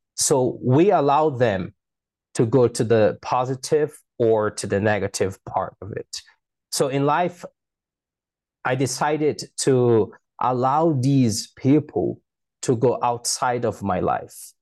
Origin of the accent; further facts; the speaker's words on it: Manaus, Amazonas, Brazil; English is a second language; I was born in Manaus City in the mirror of the Amazon rainforest.